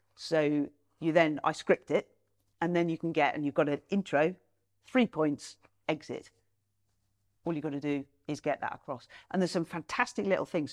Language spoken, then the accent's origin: English; Nottingham, East Midlands, United Kingdom; my hometown, Nottingham